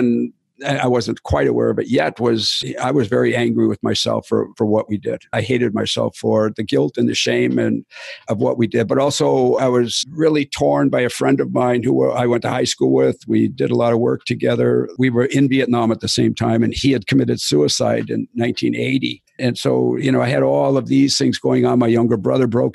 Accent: Wisconsin, United States; I was from Wisconsin

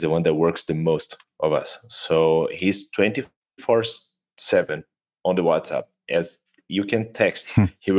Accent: Brazil; English is a second language; we were born and raised in Brazil

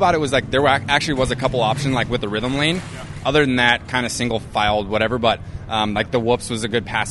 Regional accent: Idaho, United States; I'm from Idaho.

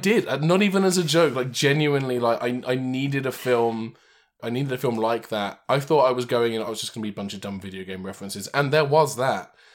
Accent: England, United Kingdom; moved away; my hometown back in England

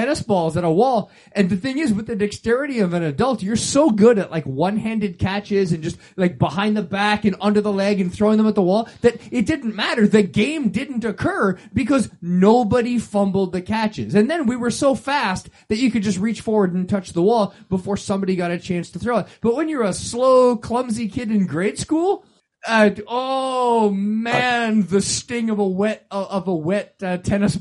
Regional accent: Canada; growing up in Canada.

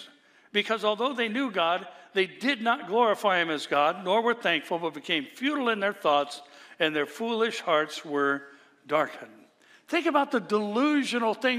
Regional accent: California, United States; also born or lived in Orange County, California; I'm from California

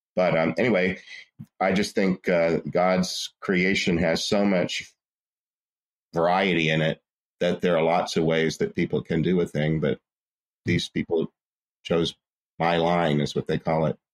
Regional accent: Port Arthur, Texas, United States; I'm from Port Arthur, Texas, which is the southeast corner of Texas on the Gulf Coast

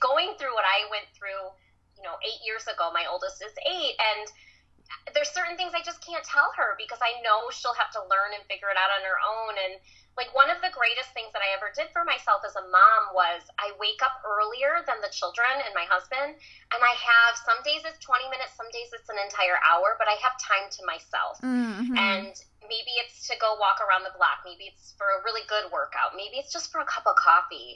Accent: Michigan, United States; I grew up in Michigan

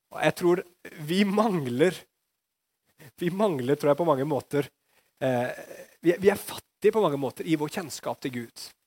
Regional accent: Norway

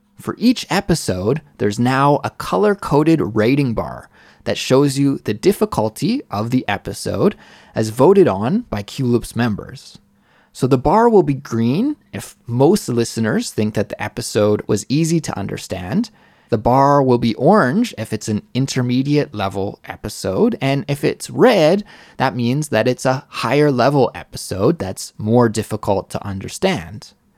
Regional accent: Western Canada, Canada; moved away as an adult; also born or lived in Mississauga, Ontario; now in South Korea; I only lived in Mississauga for a few years before my family moved to Western Canada

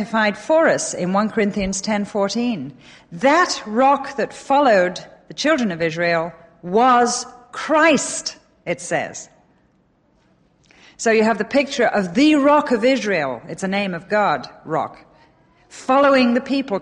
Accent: England, United Kingdom; now in United States; Intervarsity-based Bible study that I was brought up on in England

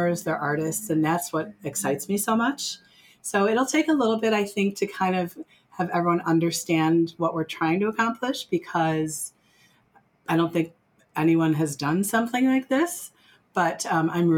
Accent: Glenview, Illinois, United States; moved away as an adult; now in Lake Geneva area, United States; I grew up in Glenview

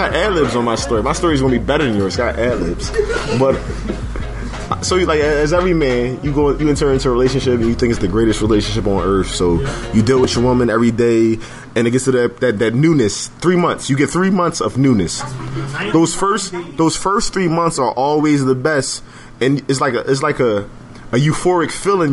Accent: Philadelphia, Pennsylvania, United States; growing up in Philadelphia.

